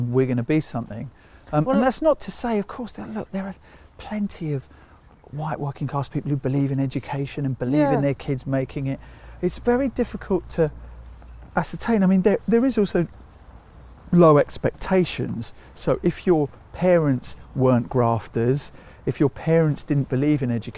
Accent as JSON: {"language": "English", "town": "Harlow", "region": "East of England", "country": "United Kingdom", "tie": "born or raised there", "said": "I was born in Harlow Hospital and went straight into a house that my parents had bought."}